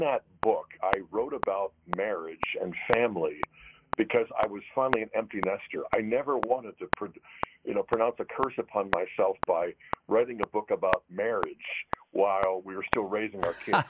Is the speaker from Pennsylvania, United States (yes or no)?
yes; Pittsburgh, Pennsylvania, United States; the paper I used to deliver when I was a preteen uh, growing up in Pittsburgh